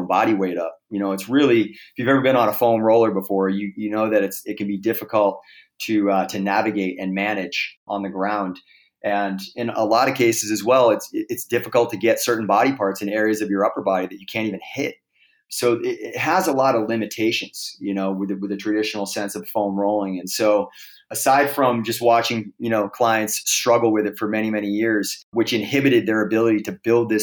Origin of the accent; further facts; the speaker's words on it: Boston, Massachusetts, United States; moved away as an adult; now in Los Angeles, United States; I moved back to Boston, where I'm from originally